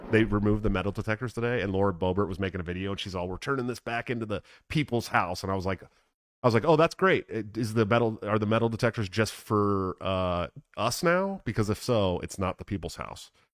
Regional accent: Oakland, California, United States; moved away; I grew up in Oakland

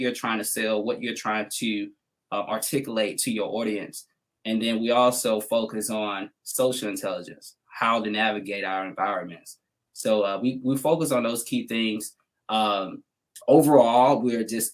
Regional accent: Atlanta, Georgia, United States; moved away as an adult; now in New York, United States; I'm from Atlanta

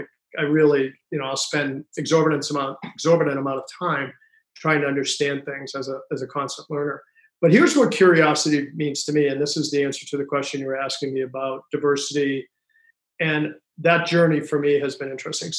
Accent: Worcester, Massachusetts, United States; I grew up in Worcester, Massachusetts

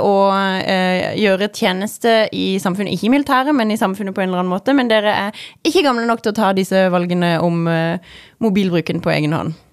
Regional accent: Sørlandet, Norway; som sørlending

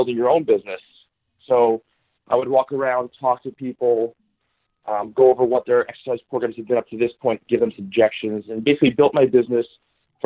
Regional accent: New York City, New York, United States; moved away as an adult; also born or lived in East Meadow, Long Island, New York / Fairfield, Connecticut / Hollywood, California; now in Los Angeles, United States; I was born and raised in Queens, so in the city

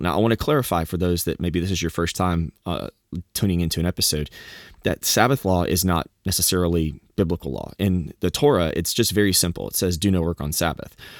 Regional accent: Southeast Texas, United States; moved away; also born or lived in Arkansas; I've lived growing up in the South and, you know, in, in Texas

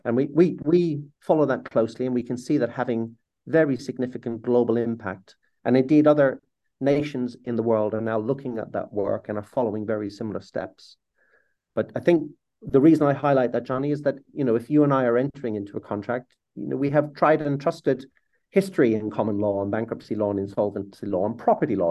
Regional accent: Ireland; as an Irishman

